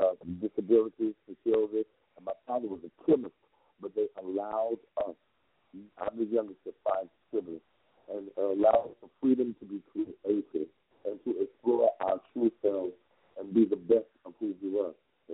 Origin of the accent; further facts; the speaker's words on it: Chattanooga, Tennessee, United States; accent: southern drawl; now in Los Angeles, United States; I am from Chattanooga, Tennessee. I love being from there. I love that's a place I adore, Chattanooga, Tennessee. It was very rich for me.